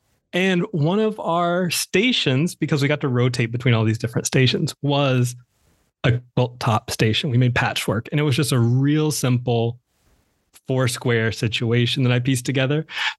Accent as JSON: {"language": "English", "region": "the South", "country": "United States", "said": "I am from the South. I am my mother's oldest son, her number one"}